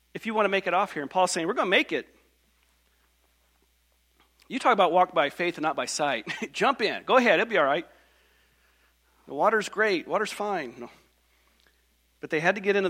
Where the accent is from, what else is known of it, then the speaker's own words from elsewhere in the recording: Bedford, Indiana, United States; now in Wisconsin, United States; I grew up in Bedford, Indiana, little bitty church